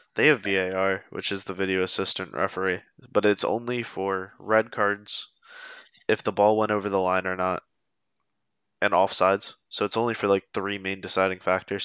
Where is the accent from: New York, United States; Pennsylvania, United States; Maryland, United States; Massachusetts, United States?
Pennsylvania, United States; also born or lived in North Carolina / Lancaster, Pennsylvania; I've lived in Pennsylvania my entire life except two years when I went to college in North Carolina